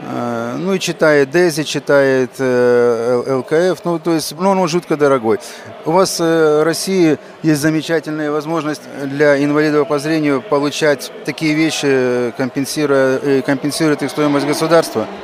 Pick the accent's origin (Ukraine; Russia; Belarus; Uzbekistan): Ukraine; Yalta, Crimea; Ну, Ялта э, для вас далекая, а для меня она близкая. Это мой родной город, где я родился.